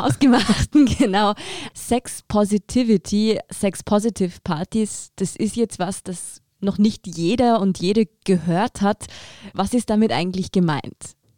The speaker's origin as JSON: {"language": "German", "region": "Tyrol", "country": "Austria", "moved": "yes", "lives_now": "Vienna, Austria", "said": "ich komme selber aus Tirol"}